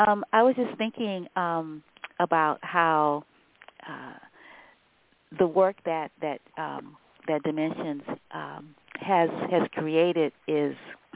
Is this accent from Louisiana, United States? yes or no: yes; New Orleans, Louisiana, United States; I'm from New Orleans.